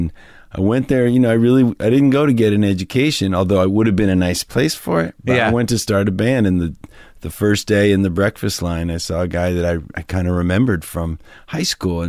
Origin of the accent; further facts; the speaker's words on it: New Hampshire, United States; moved away as an adult; also born or lived in Ohio / Boston; I grew up in New Hampshire.